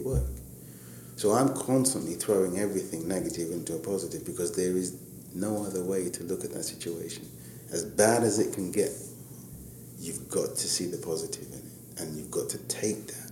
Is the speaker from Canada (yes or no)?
no; London, United Kingdom; specifically born and raised in Hackney with a business in Hackney